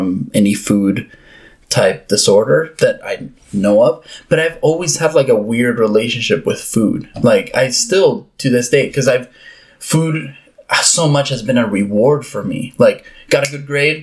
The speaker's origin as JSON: {"language": "English", "country": "Uruguay", "tie": "born or raised there", "moved": "yes", "said": "growing up in Uruguay and South America"}